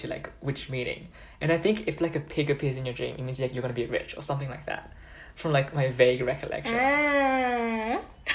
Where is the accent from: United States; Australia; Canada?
Australia; I'm Australian